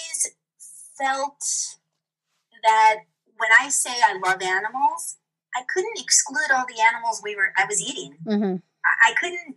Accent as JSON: {"language": "English", "town": "Santa Barbara", "region": "California", "country": "United States", "tie": "born or raised there", "also_born_or_lived": "Marin, California", "moved": "as an adult", "lives_now": "Santa Fe, United States", "said": "I have been somebody who's always lived in California, in Southern California. I grew up near Santa Barbara."}